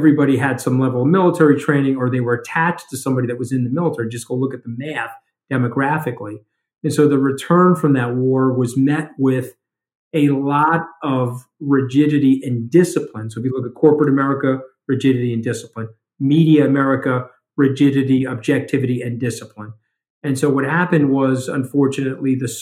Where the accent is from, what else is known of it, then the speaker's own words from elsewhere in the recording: Port Washington, New York, United States; In the town that I grew up in, the peninsula of Port Washington